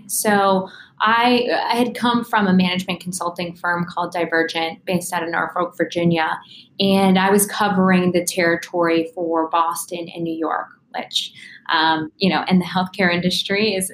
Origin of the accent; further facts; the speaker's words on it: Ghana; also born or lived in Bolivia / West Africa; I was born in Bolivia and I grew up overseas my whole life. So, um, you know, raised in West Africa and Ghana. And um, we moved about every three years of my life.